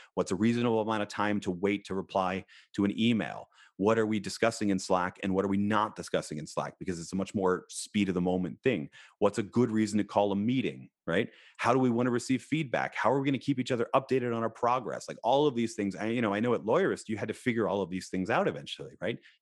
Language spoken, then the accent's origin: English; Philadelphia, Pennsylvania, United States; I was born in Philadelphia